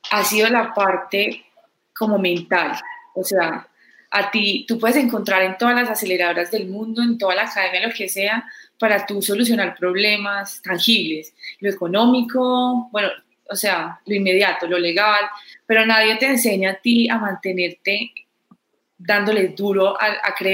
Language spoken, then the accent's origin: Spanish; Pereira, Risaralda, Colombia; Yo no soy de Medellín. Yo soy de Pereira.